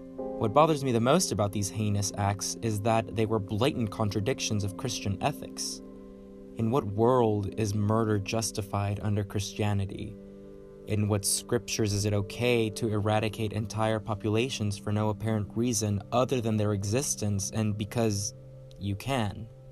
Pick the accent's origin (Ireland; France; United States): United States; Dallas, Texas; I am from the South, specifically Dallas, Texas